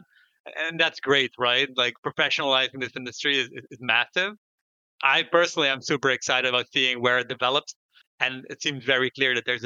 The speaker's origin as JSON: {"language": "English", "country": "Netherlands", "said": "I'm from the Netherlands myself"}